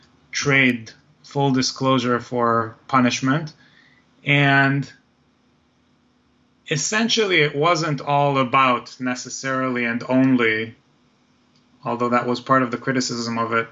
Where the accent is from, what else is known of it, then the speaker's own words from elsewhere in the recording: Israel; moved away; I'm originally from Israel